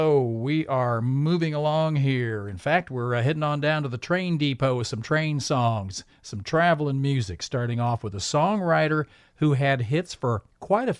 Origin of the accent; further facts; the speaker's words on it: United States; I'm an American